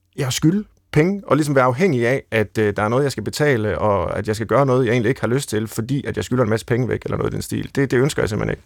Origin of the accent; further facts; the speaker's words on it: Central Jutland, Central Denmark Region, Denmark; jeg er fra Midtjylland